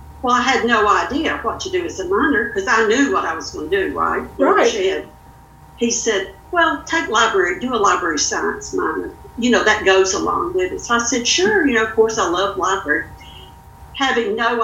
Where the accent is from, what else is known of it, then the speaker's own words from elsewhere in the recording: Louisiana, United States; moved away as an adult; now in Northwest Arkansas, United States; I was born and raised in Louisiana, never intended to leave